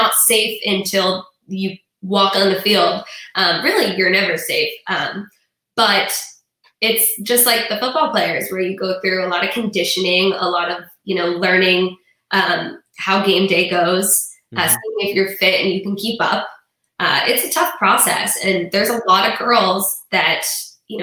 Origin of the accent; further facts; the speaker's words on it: Florida, United States; I'm from Overton. I grew up here and never left.